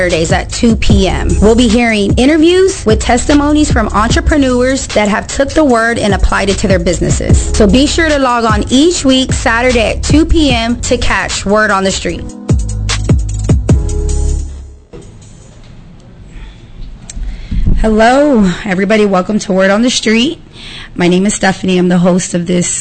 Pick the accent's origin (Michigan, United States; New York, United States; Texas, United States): Texas, United States; Pleasant Grove; I'm from Pleasant Grove.